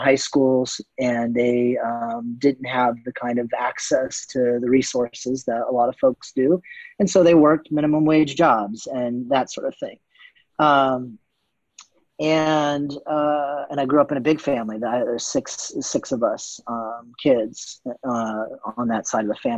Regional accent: Canton, Ohio, United States; I grew up in Canton, Ohio

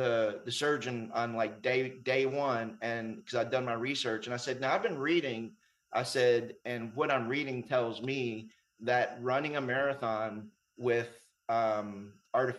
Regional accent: Houston, Texas, United States; I grew up in Houston

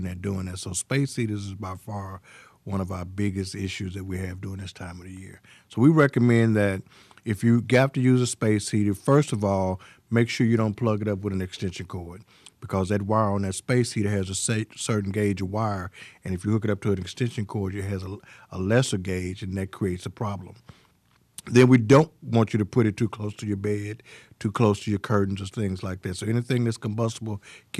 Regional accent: Pine Bluff, Arkansas, United States; Well, my background, I'm originally from Pine Bluff, Arkansas.

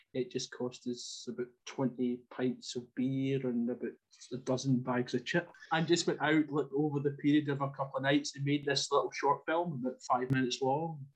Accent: Ayrshire, Scotland, United Kingdom; moved away as an adult; now in Cumbria, United Kingdom; I was brought up in Ayrshire

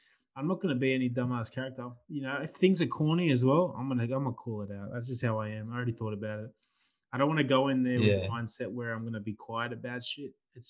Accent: the South, United States; It's like, I'm from the South, bro. Dad's got weed plant, 24 weed plants. It's like, that's where I'm from.

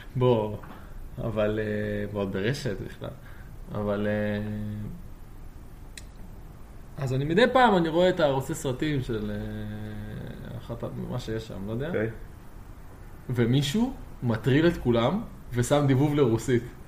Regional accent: Jerusalem, Jerusalem District, Israel; now in Tel Aviv, Israel; במקור מירושלים

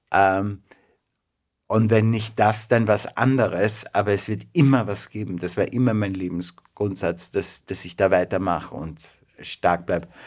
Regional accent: Vienna, Austria; born there; Äh, ich bin in Wien geboren.

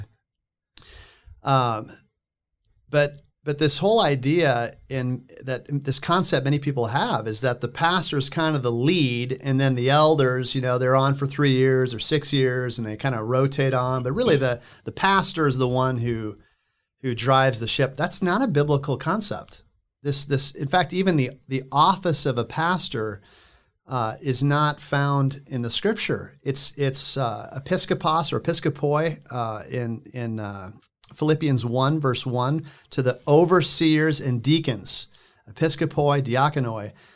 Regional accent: Cottonwood, Minnesota, United States; moved away as an adult; also born or lived in Lakewood, Colorado; now in Littleton, United States; I'm from Minnesota originally, so just north of here and west. Uh, in a small town called Cottonwood, maybe an hour and a half from Sioux Falls.

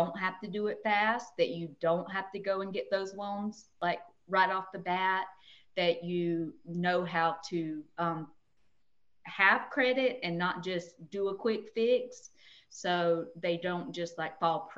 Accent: Tifton, Georgia, United States; moved away as an adult; now in Tallahassee, United States; I'm from South Georgia, I'm from Tifton, Georgia

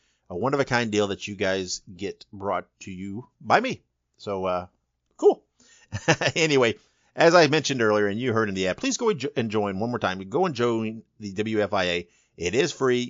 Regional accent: Indiana, United States; moved away; I'm from Indiana originally.

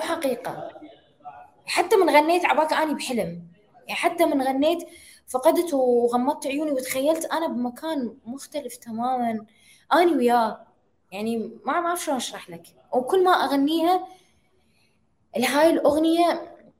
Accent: Iraq; عندنا بالعراق

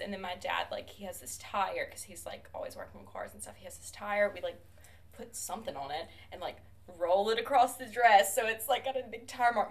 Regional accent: Demopolis, Alabama, United States; I am a second year grad student from Demopolis, Alabama.

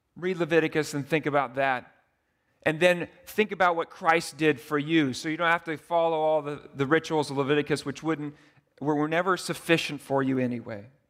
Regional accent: United States; I'm so American

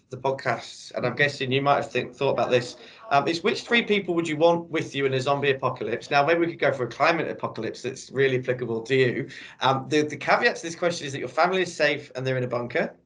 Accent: England, United Kingdom; as an Englishman

